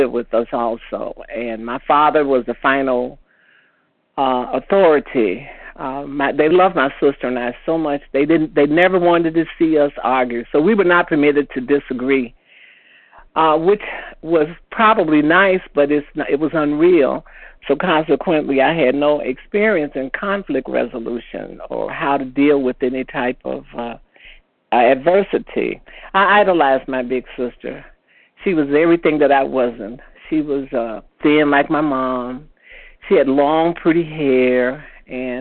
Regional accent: Chicago, Illinois, United States; moved away as an adult; now in Indiana, United States; I moved from my hometown of Chicago to a little town in Indiana

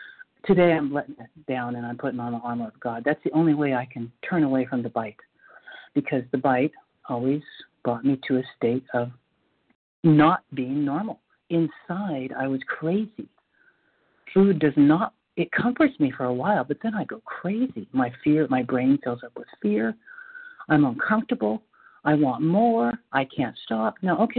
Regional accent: North Carolina, United States; I'm from North Carolina.

